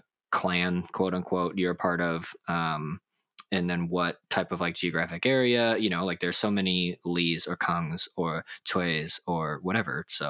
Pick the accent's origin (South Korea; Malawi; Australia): South Korea; Daegu, North Gyeongsang; born there; You know, like I was born in Daegu, but like, does that mean that I'm from there or did I just happen to be born there?